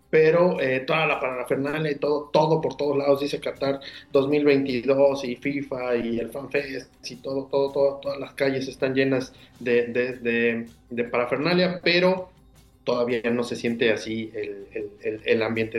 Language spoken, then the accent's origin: Spanish; Mexico; somos mexicanos siempre